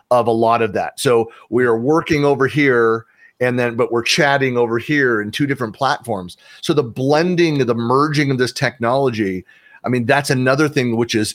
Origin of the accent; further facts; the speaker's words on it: San Francisco Bay Area, California, United States; I'm born and raised in the San Francisco Bay Area.